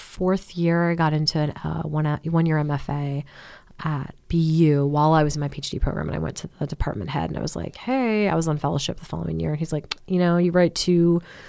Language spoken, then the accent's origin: English; Philadelphia, Pennsylvania, United States; also born or lived in Edmonton, Alberta, Canada; now in New York City, United States; I'm actually from Philly.